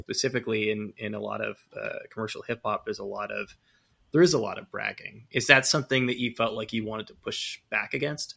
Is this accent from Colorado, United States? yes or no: no; California, United States; moved away; I'm from California originally